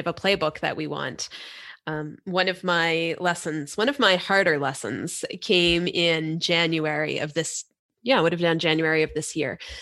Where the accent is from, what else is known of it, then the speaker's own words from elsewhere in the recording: Canada; we're Canadian